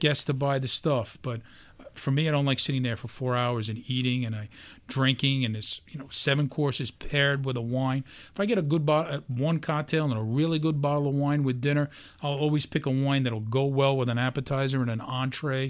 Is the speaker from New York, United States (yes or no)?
yes; New York City, New York, United States; a regular guy, born and raised in Brooklyn